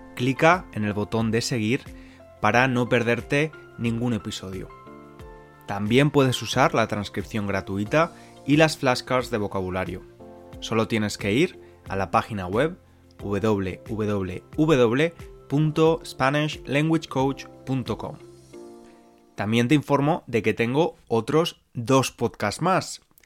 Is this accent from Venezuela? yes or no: no; Spain